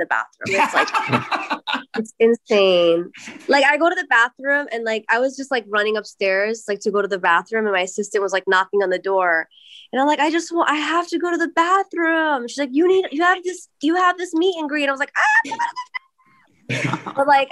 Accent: New York, United States; Growing up in New York, like, my like freestyle, like, on the East Coast, like, was a thing

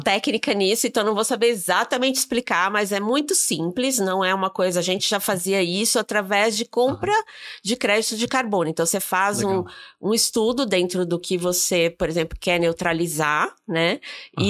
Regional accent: Brazil; como brasileiro

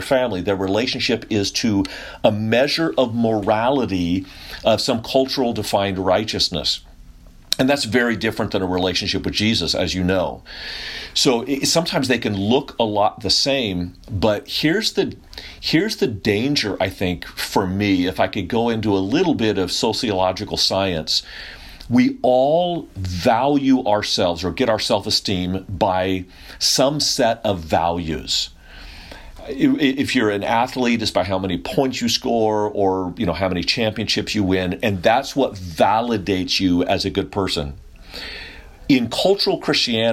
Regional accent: Sacramento, California, United States; moved away; also born or lived in San Antonio, Texas; I grew up over in California, a little north of you, Sacramento, the old cow town.

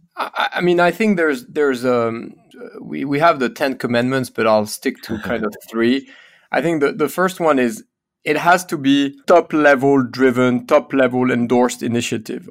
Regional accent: Paris, Île-de-France, France; born or raised there; English is a second language; moved away as an adult; also born or lived in United States

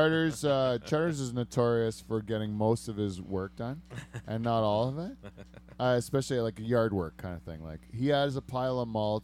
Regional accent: Windham Centre, Ontario, Canada; It was in Wyndham Center, which is like kind of where I grew up.

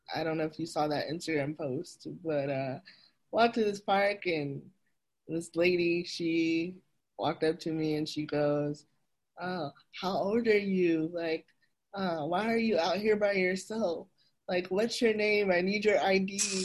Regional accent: the South, United States; growing up in the South, it's very conservative

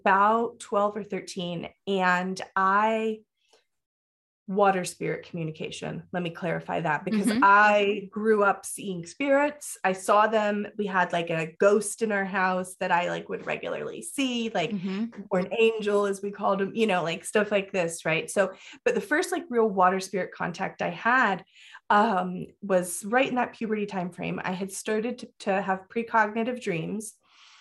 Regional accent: Florida, United States; I grew up in Florida.

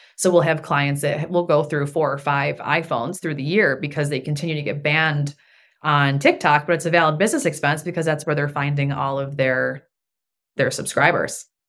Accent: Buffalo, New York, United States; also born or lived in Germany / Washington, D.C.; now in Houston, United States; we're both from Buffalo

